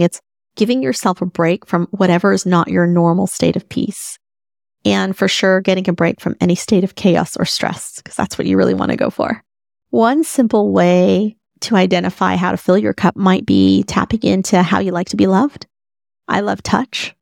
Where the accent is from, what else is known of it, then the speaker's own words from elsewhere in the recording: Dallas, Texas, United States; moved away; Dallas is basically my hometown